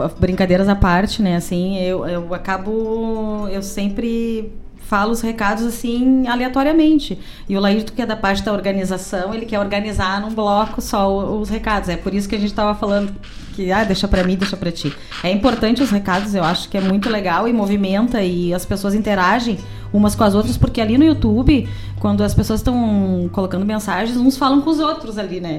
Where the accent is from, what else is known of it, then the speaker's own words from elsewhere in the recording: Gaúcho, Rio Grande do Sul, Brazil; somos bem gaúcho